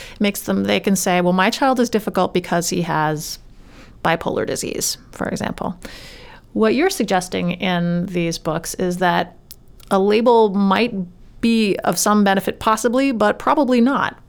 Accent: Maine, United States; I'm from Maine myself

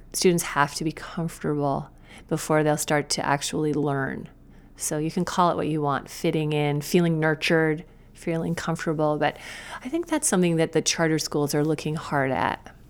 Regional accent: Woolwich, Maine, United States; moved away as an adult; also born or lived in China; now in Portland, United States; Maine is my home. It's, it's been my home my whole life, but I've l, lived away from it so often

